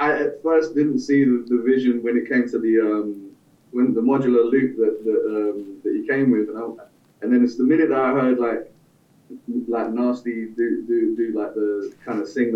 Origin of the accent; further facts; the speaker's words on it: Netherlands; now in Los Angeles, United States; I'm originally from London, by the way, the Netherlands. LA based